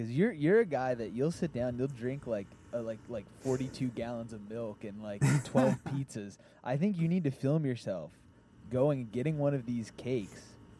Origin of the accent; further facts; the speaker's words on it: Maryland, United States; I grew up in Maryland